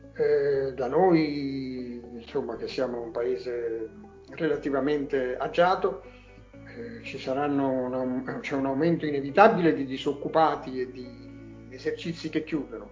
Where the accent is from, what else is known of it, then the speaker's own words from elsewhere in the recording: Naples, Campania, Italy; first language Neapolitan; Italian is a second language; Io sono nato a Napoli